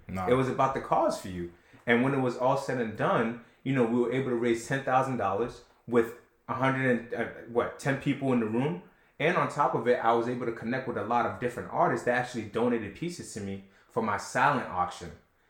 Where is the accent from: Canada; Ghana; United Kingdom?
Ghana; born there; I was born in Ghana, Trev. Like, right, I was right. born there.